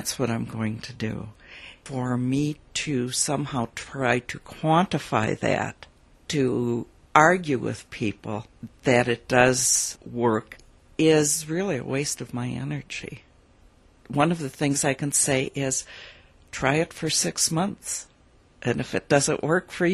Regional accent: rural Wisconsin, United States; also born or lived in San Francisco area; through rural Wisconsin. In fact, right through my hometown

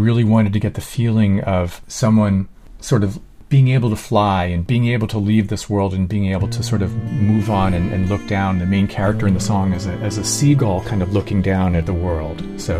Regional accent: Easton, Pennsylvania, United States; I grew up in Easton, Pennsylvania, which is where Lafayette College is.

